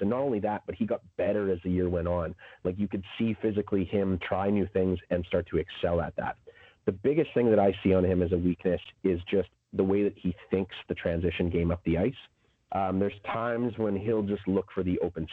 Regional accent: Saskatchewan, Canada; I'm from Saskatchewan

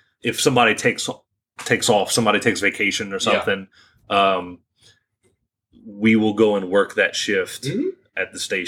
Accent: Ville Platte, Louisiana, United States; also born or lived in Opelousas / Lafayette; born and raised in Ville Platte, but currently a senior at UL, majoring in accounting. Even though I am 33 years old, I was for 10 years a professional firefighter with the city of Opelousas.

